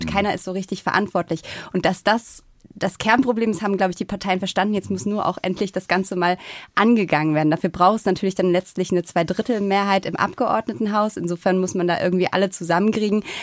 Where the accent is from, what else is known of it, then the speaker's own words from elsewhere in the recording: Rhineland-Palatinate, Germany; now in Berlin, Germany; ich komme auch aus Rheinland-Pfalz, wenn man so die Mainzer Fröhlichkeit, das kann man natürlich nicht so richtig vergleichen, aber trotzdem würde ich sagen, hat Berlin wahnsinnig viel Herz.